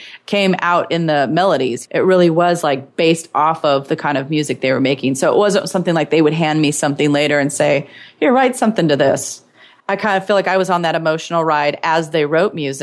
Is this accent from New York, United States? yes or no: no; Eastern Washington State, United States; moved away; I was from Eastern Washington State.